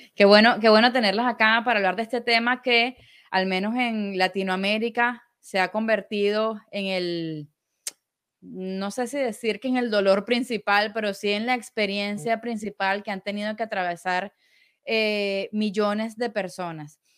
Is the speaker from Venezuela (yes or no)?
yes; Venezuela; como venezolanos